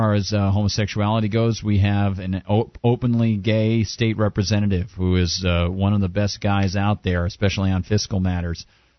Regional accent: New Hampshire, United States; I grew up in New Hampshire

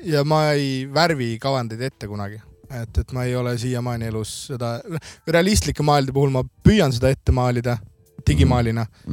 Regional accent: Kadrina, Lääne-Viru County, Estonia; ma olen Kadrinast pärit

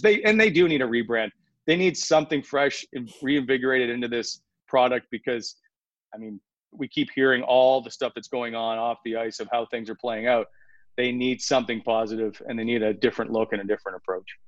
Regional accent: Fredericton, New Brunswick, Canada; moved away as an adult; also born or lived in Halifax; I grew up in New Brunswick

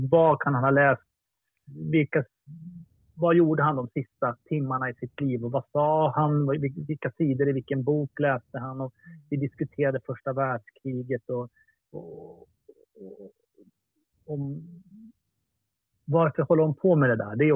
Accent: Luleå, Norrbotten County, Sweden; Luleå där jag är uppvuxen

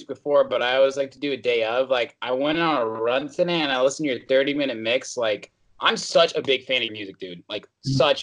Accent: Indiana, United States; I grew up in Indiana

